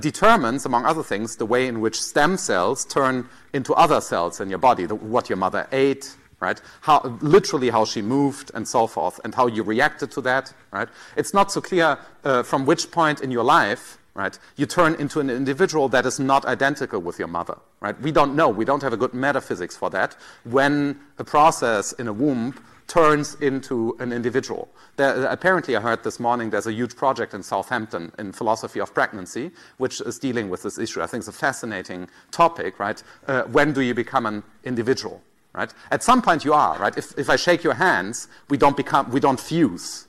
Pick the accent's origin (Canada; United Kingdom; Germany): Germany; accent: German; I might think of myself as German in some way. People tell me I'm German, right? I mean, it's in my passport, and then there might be other features that make me German, right? My accent